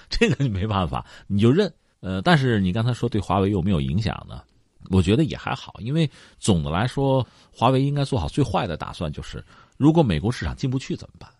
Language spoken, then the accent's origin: Chinese; China; 我作为一个中国人没有去玩过